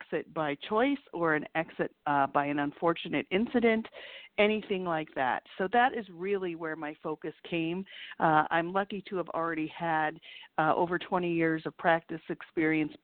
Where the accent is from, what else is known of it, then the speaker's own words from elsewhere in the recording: Minneapolis, Minnesota, United States; moved away as an adult; now in Chicago, United States; I grew up in Minneapolis, actually, and moved to Chicago about 8 years ago